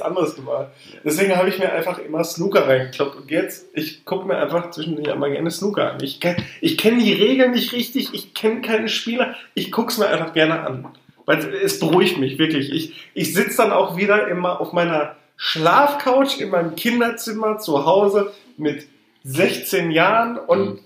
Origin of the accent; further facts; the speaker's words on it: Ruhr area, North Rhine-Westphalia, Germany; Wir kommen aus dem Ruhrgebiet.